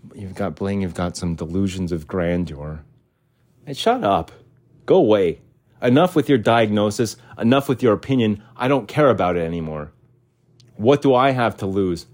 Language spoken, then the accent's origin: English; United States; as an American